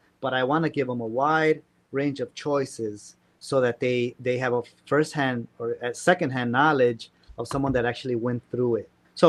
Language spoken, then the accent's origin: English; Chicago, Illinois, United States; Anywhere in the world, they ask me where you're from. I'm from Chicago.